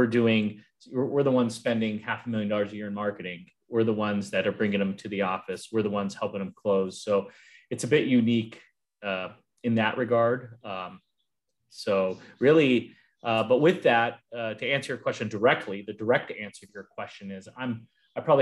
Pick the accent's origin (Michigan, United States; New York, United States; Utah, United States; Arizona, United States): Arizona, United States; now in California, United States; I grew up in Arizona, and now I'm in California